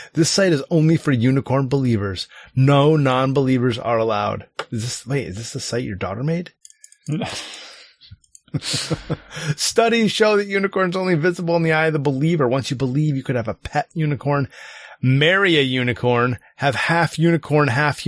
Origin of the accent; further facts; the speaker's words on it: United States; I'm American